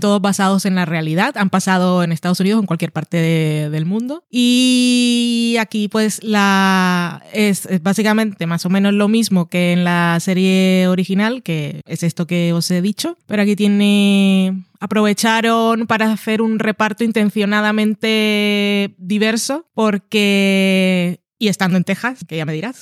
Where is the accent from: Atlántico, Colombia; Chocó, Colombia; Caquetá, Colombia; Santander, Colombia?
Atlántico, Colombia; Barranquilla; also born or lived in Madrid; now in Burgos, Spain; soy barranquillera